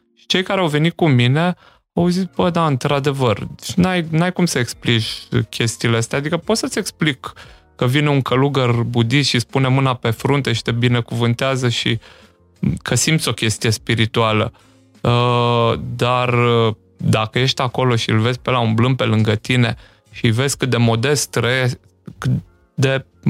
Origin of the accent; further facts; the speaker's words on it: Slatina, Olt County, Romania; moved away as an adult; now in Timișoara, Romania; nu sunt chiar bănățean, ai mei sunt din Sibiu și din Beiu și eu am copilărit în Slatina, Olt